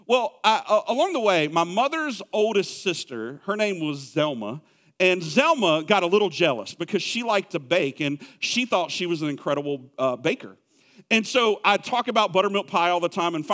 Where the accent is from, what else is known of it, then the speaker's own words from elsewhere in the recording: Clover, South Carolina, United States; moved away; I grew up in Clover, South Carolina.